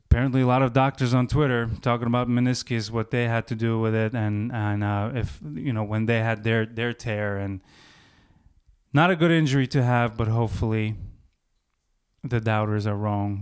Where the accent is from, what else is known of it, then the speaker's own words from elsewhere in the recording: Baku, Azerbaijan; moved away; going back to my hometown of Baku, um, first time in about twenty years